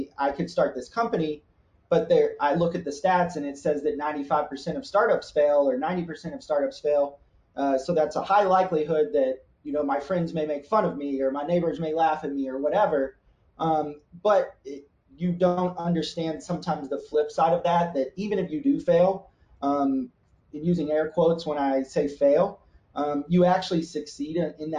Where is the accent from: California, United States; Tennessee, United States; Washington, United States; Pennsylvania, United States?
Tennessee, United States; Nashville; moved away as an adult; also born or lived in Columbus; I grew up in the South, so I grew up in Nashville, Tennessee